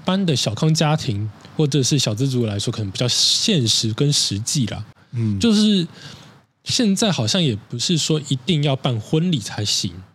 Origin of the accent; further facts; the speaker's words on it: Taipei, Taiwan; 一定听过啊，身为台北人